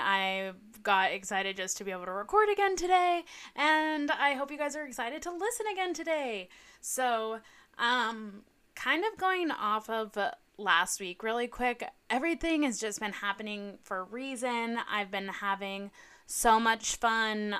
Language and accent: English; Southern California, United States; I grew up in Southern California.